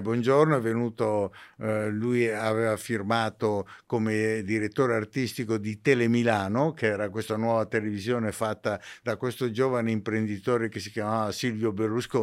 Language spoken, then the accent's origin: Italian; Ceggia, Veneto, Italy; io sono nato in provincia di Venezia